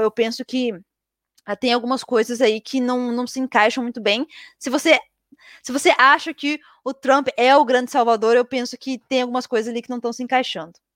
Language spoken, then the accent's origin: Portuguese; Brazil; moved away; also born or lived in Europe; eu sou brasileira